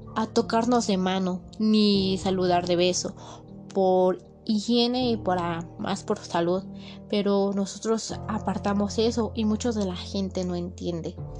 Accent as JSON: {"language": "Spanish", "country": "Mexico", "said": "los mexicanos que somos"}